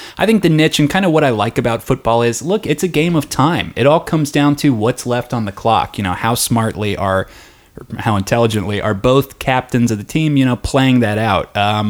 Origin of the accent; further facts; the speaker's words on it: Cincinnati, Ohio, United States; I grew up in Cincinnati.